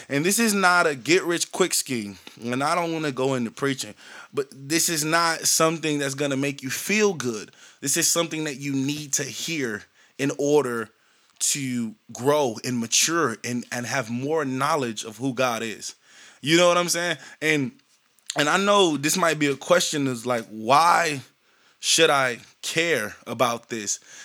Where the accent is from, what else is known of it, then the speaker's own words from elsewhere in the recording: Shreveport, Louisiana, United States; also born or lived in San Bernardino, California; I was born in San Bernardino, California. I was raised in Shreveport, Louisiana